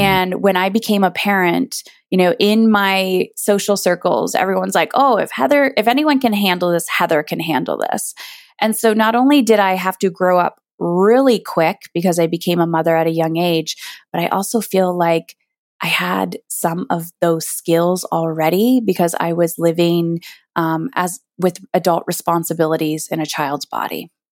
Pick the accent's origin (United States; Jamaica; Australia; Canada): Canada; I'm Canadian